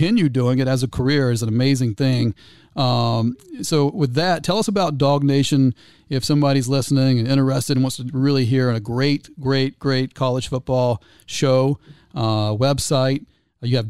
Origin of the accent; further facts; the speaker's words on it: Gainesville, Georgia, United States; you and I grew up in Gainesville, Georgia, just mm-hmm. north of Atlanta there.